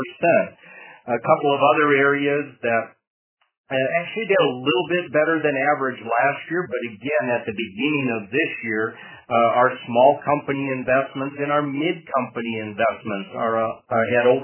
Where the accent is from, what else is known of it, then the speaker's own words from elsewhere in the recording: Madison, Minnesota, United States; my hometown, Madison, Minnesota